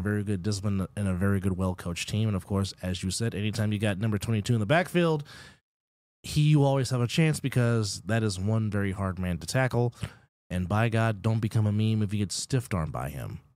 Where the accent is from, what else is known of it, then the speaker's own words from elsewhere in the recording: California, United States; moved away; my home state